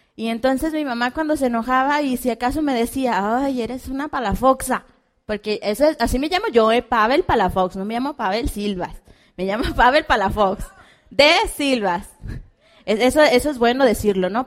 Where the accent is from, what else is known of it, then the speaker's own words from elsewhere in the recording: Hermosillo, Sonora, Mexico; venimos de Hermosillo, Sonora, la tierra caliente y de muchos diamantes